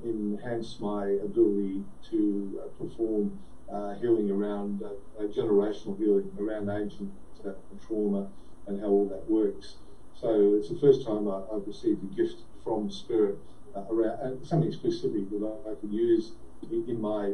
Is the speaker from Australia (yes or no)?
yes; Australia; being Australian